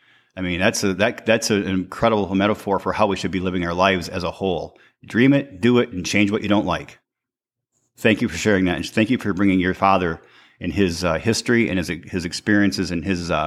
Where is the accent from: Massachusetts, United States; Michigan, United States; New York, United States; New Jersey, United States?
Michigan, United States; St. Ignace; moved away; "Where are you from originally?" And I would tell them St. Ignace, Michigan.